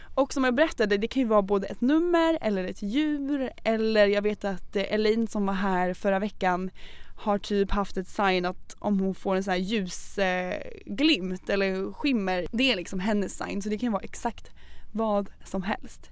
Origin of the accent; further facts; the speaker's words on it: Norrköping, Östergötland, Sweden; moved away; var jag hemma i Norrköping och hälsade på min familj